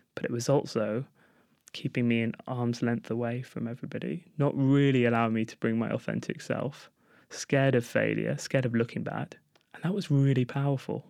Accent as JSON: {"language": "English", "region": "London", "country": "United Kingdom", "tie": "born or raised there", "said": "Growing up in Golders Green"}